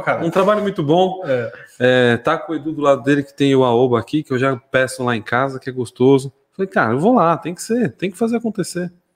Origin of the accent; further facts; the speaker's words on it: São Paulo, Brazil; moved away as an adult; now in Mairinque, Brazil; nascido, criado em São Paulo, é, ali no bairro da Lapa